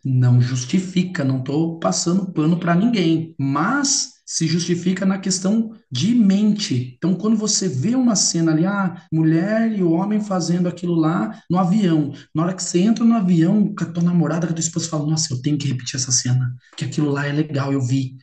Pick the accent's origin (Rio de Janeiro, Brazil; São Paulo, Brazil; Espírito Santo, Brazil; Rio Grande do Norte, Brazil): São Paulo, Brazil; Limeira; Eu sou de Limeira, São Paulo.